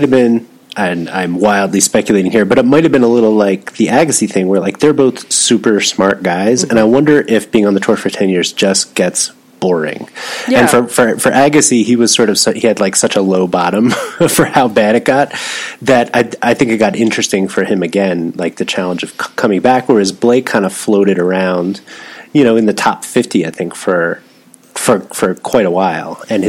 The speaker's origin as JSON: {"language": "English", "town": "Philadelphia", "region": "Pennsylvania", "country": "United States", "said": "as you can tell, I don't really have any kind of Philly accent. And even my mom, who grew up in Philly and in a close suburb, doesn't have much of it"}